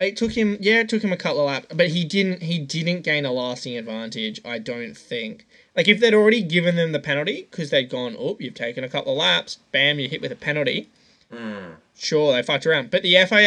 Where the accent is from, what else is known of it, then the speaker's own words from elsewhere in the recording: Australia; as an Aussie